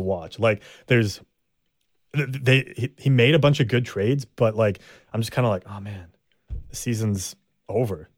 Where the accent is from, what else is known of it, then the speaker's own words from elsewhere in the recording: Canada; we're Canadian